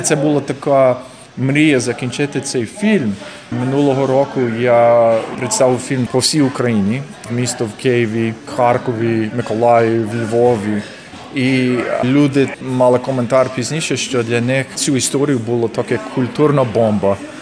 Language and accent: Ukrainian; Canada; Я тут народився. Я народився в Канаді.